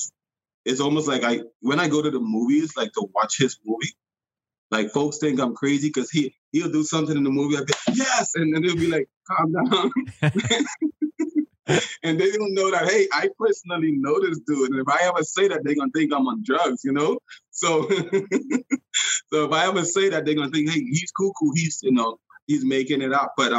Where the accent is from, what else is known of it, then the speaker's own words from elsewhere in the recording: Bahamas; I grew up in the Bahamas and I fished all the time